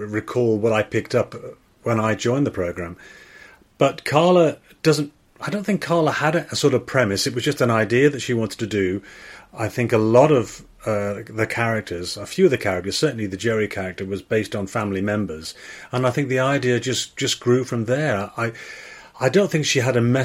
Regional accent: Liverpool, North West England, United Kingdom; accent: Scouse; moved away; my parents were very much Liverpool Scousers, and I didn't count myself as Welsh particularly.

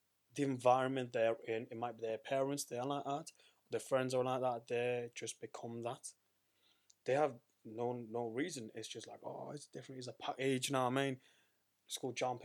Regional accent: Sunderland, North East England, United Kingdom; I was brought up in Sunderland

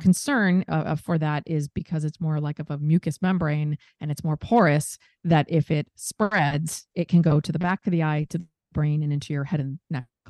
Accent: Seattle, Washington, United States; moved away as an adult; also born or lived in New York; my hometown of Seattle

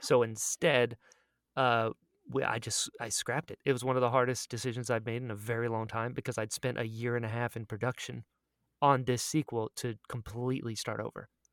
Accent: United States; I outed myself as an American immediately.

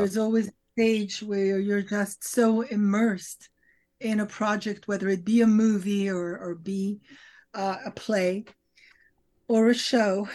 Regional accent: Paris, Île-de-France, France; moved away; as I grew up in Europe and in Paris

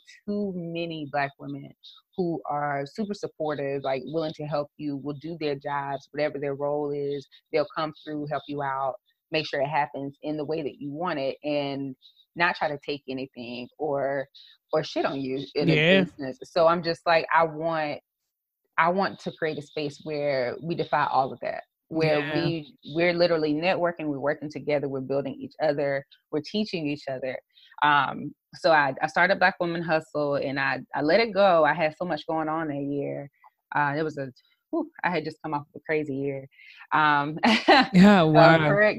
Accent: South Carolina, United States; a brand strategist, social media strategist from the South Carolina area.

